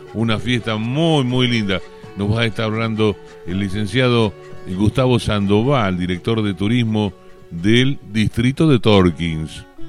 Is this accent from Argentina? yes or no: yes; Buenos Aires Province, Argentina; orgullosamente somos bonaerenses